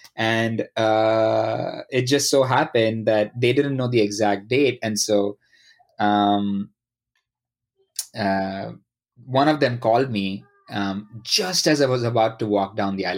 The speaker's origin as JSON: {"language": "English", "country": "India", "tie": "born or raised there", "moved": "as an adult", "lives_now": "United States", "said": "I grew up uh, in India."}